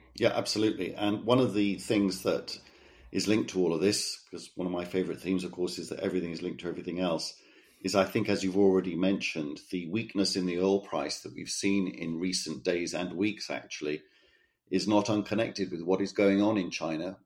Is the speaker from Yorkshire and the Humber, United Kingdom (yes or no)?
no; Cardiff, Wales, United Kingdom; moved away; my hometown of Cardiff